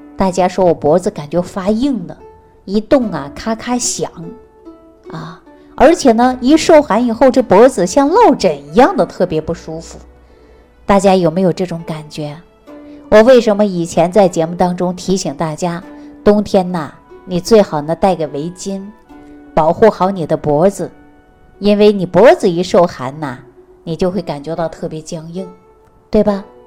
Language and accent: Chinese; Jilin, China; moved away; 大家都知道我是东北人嘛，东北确确实实是冰天雪地的